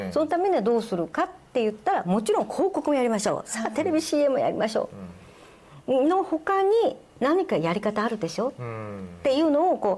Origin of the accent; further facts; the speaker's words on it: the West, United States; also born or lived in Tokyo, Japan / Kyushu, Japan; いやもう生まれは神田ですね神田で神田の浜田病院ってところであ、